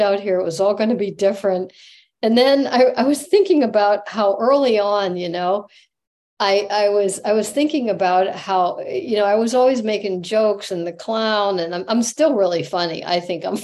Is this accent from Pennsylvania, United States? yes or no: yes; Pennsylvania, United States; moved away as an adult; also born or lived in Manhattan Beach; I went back to Pennsylvania to my hometown